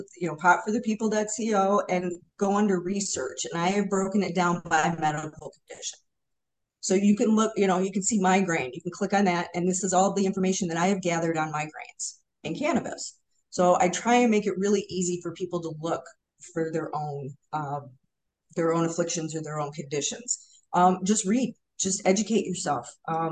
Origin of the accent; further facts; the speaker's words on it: Hamtramck, Michigan, United States; we are, hardcore Hamtramck